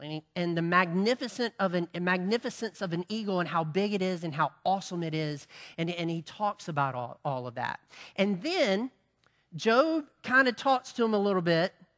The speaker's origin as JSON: {"language": "English", "town": "Farmington", "country": "United States", "said": "we're from Farmington"}